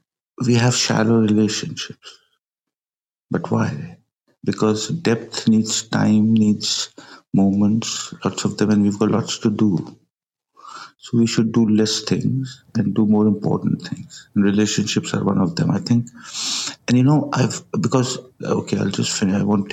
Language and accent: English; Pakistan; I'm from Pakistan